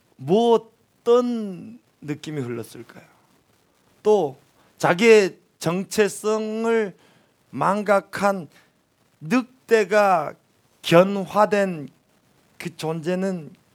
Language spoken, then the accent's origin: Korean; North Korea; moved away as an adult; also born or lived in Pyongyang, North Korea; now in South Korea; 기차도 한다는 촌에서 태어난 촌놈이거든요. 도시에 처음에 나와가지고